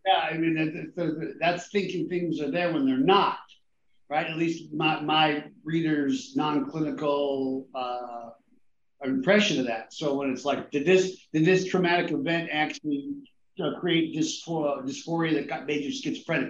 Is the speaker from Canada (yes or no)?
no; Southern California, United States; growing up in Southern California